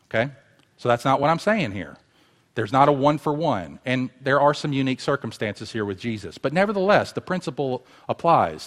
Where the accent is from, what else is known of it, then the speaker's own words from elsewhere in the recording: United States; American Christians who have been placed here by God in this generation